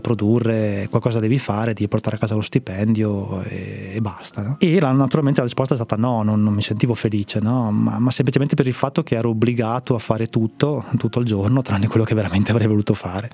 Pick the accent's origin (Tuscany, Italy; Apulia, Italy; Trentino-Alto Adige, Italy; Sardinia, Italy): Trentino-Alto Adige, Italy; moved away as an adult; also born or lived in Rome / Bologna / Milan / Parma; sono originario del Trentino